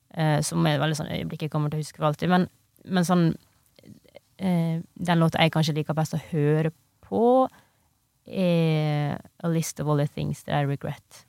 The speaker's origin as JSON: {"language": "Norwegian", "town": "Ioannina", "region": "Epirus", "country": "Greece", "tie": "born or raised there", "moved": "yes", "said": "i Hellas, i den heimbyen min der, mm. da, mm. som heter Jannina"}